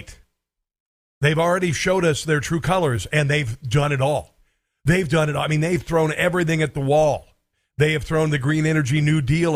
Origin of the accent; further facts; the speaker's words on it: Iowa, United States; I'm from Iowa. This is where I grew up